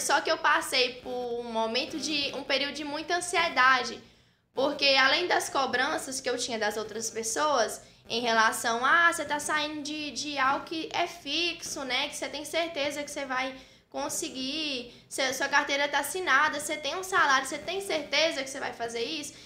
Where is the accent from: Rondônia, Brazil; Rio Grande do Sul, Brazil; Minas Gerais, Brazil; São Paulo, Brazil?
Minas Gerais, Brazil; Frei Gaspar; moved away as an adult; now in Teófilo Otoni, Brazil; Eu sou natural de Frei Gaspar, uma cidade vizinha daqui